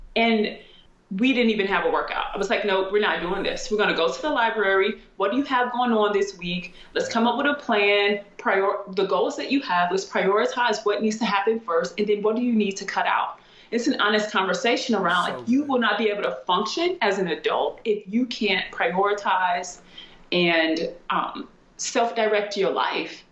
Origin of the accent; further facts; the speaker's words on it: St. Louis, Missouri, United States; also born or lived in Germany; I'm from St. Louis